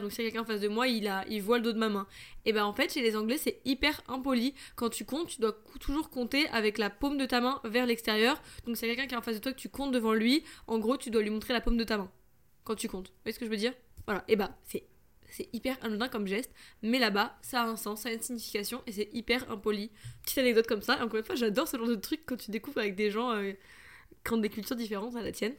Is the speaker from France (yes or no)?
yes; France; je suis française